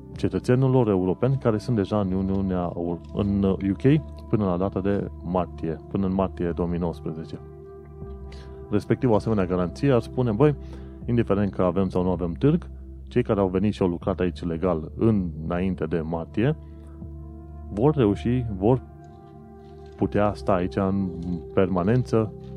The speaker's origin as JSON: {"language": "Romanian", "country": "Romania", "moved": "yes", "lives_now": "London, United Kingdom", "said": "Un Român în Londra"}